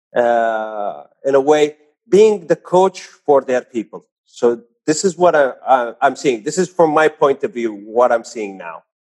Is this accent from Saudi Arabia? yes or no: yes; Saudi Arabia; also born or lived in Jeddah; I'm born and raised in Saudi Arabia